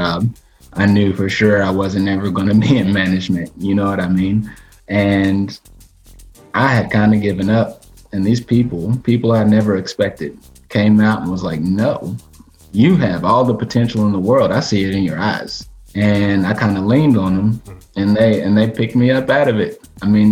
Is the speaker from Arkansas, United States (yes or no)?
yes; Batesville, Arkansas, United States; moved away; Back in my hometown, Batesville, Arkansas